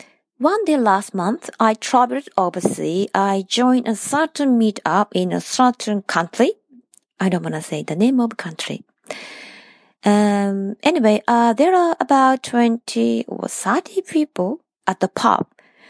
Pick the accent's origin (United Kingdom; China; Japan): Japan; English is a second language; from Japan.